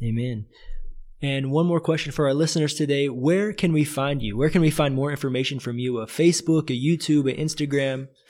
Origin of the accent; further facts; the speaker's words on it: United States; now in Brazil; being an American in Brazil